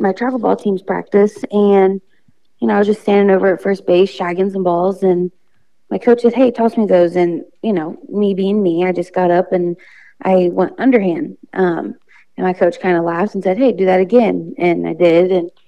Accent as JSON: {"language": "English", "town": "Carroll", "region": "Ohio", "country": "United States", "said": "Originally, I am from Carroll, Ohio."}